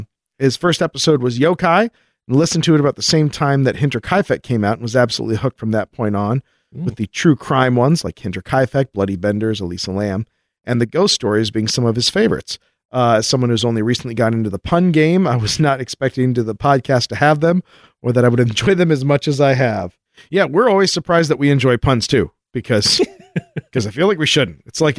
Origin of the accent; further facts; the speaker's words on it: Texas, United States; When I was a kid growing up in Texas, I would tell my parents about the aliens visiting me.